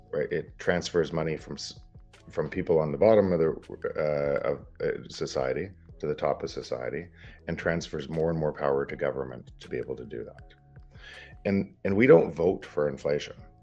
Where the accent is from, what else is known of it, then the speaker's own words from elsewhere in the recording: Canada; From Canada, I'm entrepreneur